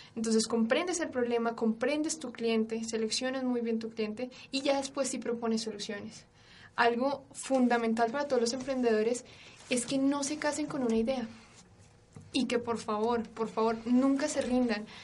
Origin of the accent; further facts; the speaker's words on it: Colombia; yo soy colombiana